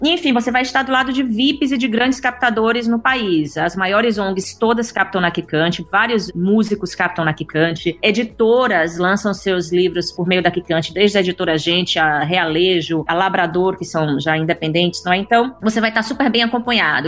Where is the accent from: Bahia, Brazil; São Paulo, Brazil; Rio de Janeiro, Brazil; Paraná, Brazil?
Bahia, Brazil; Juazeiro; moved away; Eu sou do interior da Bahia